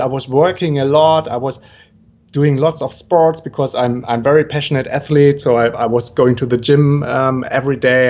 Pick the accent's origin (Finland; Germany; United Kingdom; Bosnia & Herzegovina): Germany; moved away as an adult; also born or lived in Brazil; originally I'm from Germany